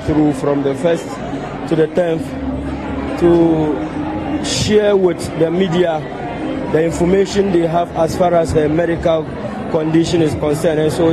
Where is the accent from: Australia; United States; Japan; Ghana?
Ghana; northern Ghana; we are from the north. We are from Ghana